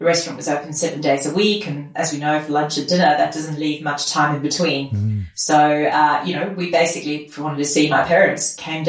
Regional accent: South Africa; I grew up in my dad's restaurant, and my dad came to South Africa as an immigrant and set up his own restaurant.

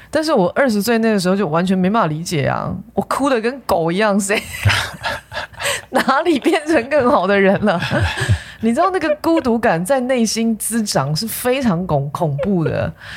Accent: Taipei, Taiwan; 忠孝东路其实是我长大的地方

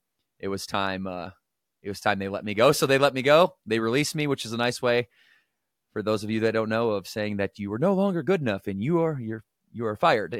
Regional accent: Battle Creek, Michigan, United States; Growing up in Battle Creek, Michigan, I come from a very chaotic, toxic environment.

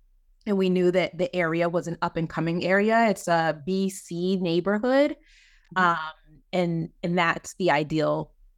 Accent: Maryland, United States; I'm from Maryland.

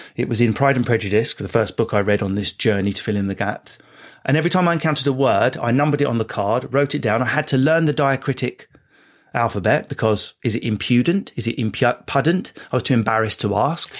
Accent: Enfield, London, United Kingdom; I grew up in Enfield.

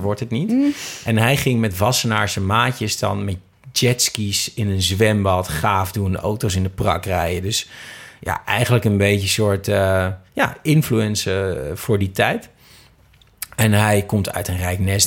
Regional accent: Twente, Overijssel, Netherlands; now in Amsterdam, Netherlands; in Twente, waar ik vandaan kom, ja, het leven is niet zo duur

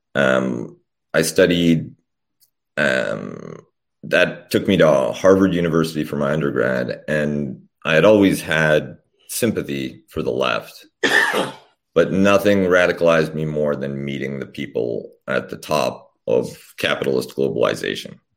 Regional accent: Canada; also born or lived in Poland / Austria; I was born in Poland when it was still the People's Republic, and my family came over as refugees to Canada when I was young

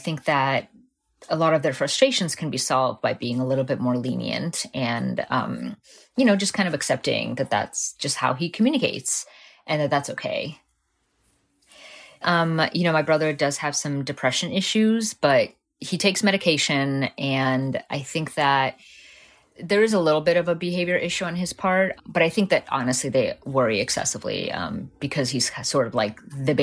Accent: Southwest Florida, United States; born or raised there; English is a second language; also born or lived in Moscow, Russia / Miami, Florida; now in Fort Myers, United States

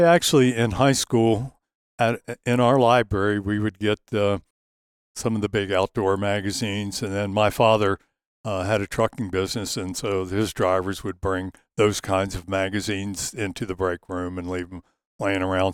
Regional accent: just south of Gettysburg, Pennsylvania, Maryland, United States; I grew up in, uh, right near the Mason-Dixon line, just south of it in Maryland, uh, just south of Gettysburg, Pennsylvania

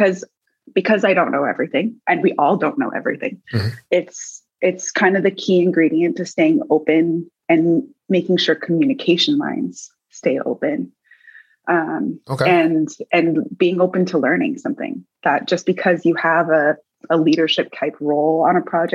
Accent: Davis, California, United States; I grew up in Davis, California, which is in the Central Valley of California

